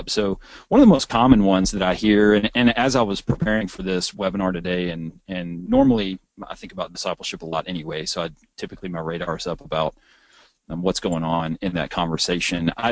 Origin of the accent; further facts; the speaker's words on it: Texas, United States; I'm a Texan.